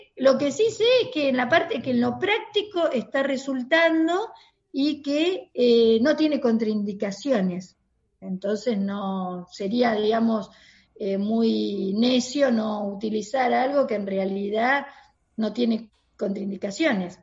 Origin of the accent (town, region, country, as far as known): Argentina